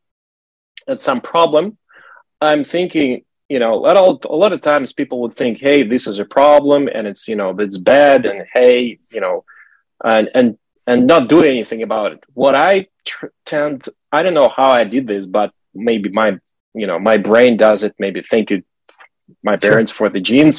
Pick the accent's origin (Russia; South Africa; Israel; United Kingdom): Russia; I'm from Russia, and I remember when I was a kid, it was 1980s